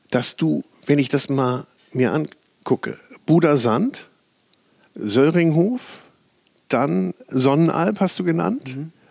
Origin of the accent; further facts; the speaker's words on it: Bavaria, Germany; Ja, ich komme aus dem Chiemgau, ah, aufgewachsen.